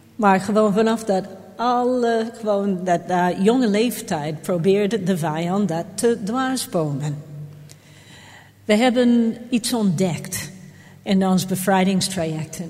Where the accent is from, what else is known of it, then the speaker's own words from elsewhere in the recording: Jamaica; now in Netherlands; Ik ben op Jamaica geboren